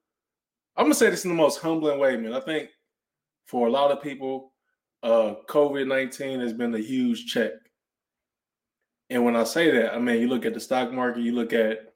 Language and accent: English; Cleveland, Ohio, United States; moved away as an adult; also born or lived in Cincinnati, Ohio; now in Dallas, United States; I'm originally from Cleveland, Ohio